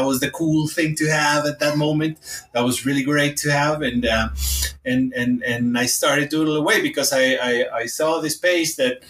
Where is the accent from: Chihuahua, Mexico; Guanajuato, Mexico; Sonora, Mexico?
Sonora, Mexico; Hermosillo; English is a second language; moved away as an adult; now in Mexico City, Mexico; the place where I was born in Hermosillo, Sonora